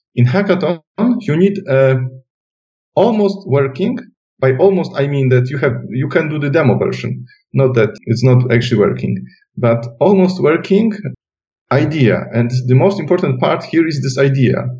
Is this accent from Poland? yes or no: yes; Silesian Voivodeship, Poland; English is a second language; moved away; I come from Silesia, which is southwest part of Poland, and there still is a house with my mom living there